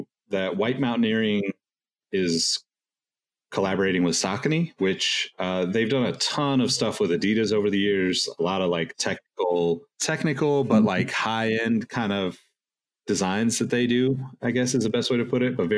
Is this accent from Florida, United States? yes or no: no; Sacramento, California, United States; We're both from Sacramento